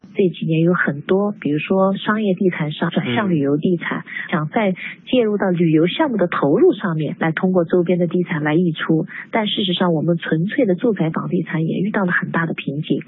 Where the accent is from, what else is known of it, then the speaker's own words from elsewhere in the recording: Gansu, China; 我作为一个甘肃人